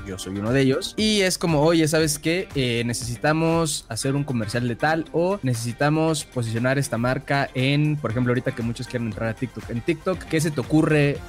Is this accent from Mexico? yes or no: yes; Mexico City, Mexico; yo soy de la Ciudad de México y nací en la Ciudad de México y pues de acá soy